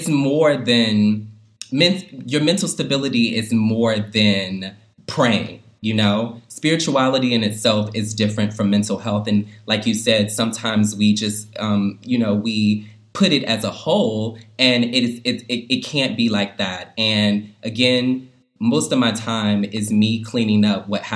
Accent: the South, United States; growing up in the South

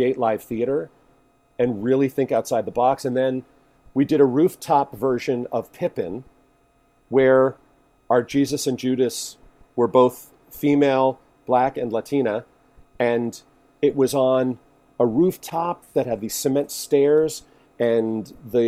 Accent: Boca Raton, Florida, United States; moved away as an adult; also born or lived in Miami, Florida / New York; I grew up in Boca Raton, Florida, which is like the definition of a suburb

